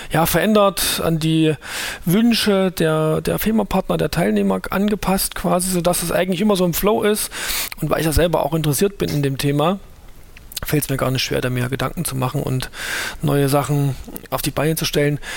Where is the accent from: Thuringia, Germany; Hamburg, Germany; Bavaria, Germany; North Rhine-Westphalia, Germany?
Thuringia, Germany; Ähm, bin aus Thüringen, hört man vielleicht auch